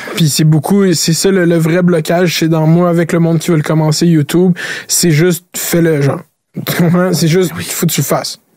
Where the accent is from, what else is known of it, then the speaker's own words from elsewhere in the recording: Laval, Quebec, Canada; je viens de Laval. Laval, c'est une ville d'autoroute. J'habite à côté de la quinze